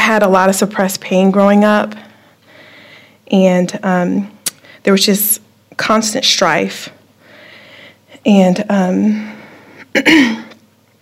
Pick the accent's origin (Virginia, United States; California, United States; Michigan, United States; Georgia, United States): Virginia, United States; Virginia Beach; moved away as an adult; now in Topeka, United States; I'm from Virginia Beach. I moved to Topeka about 2 years ago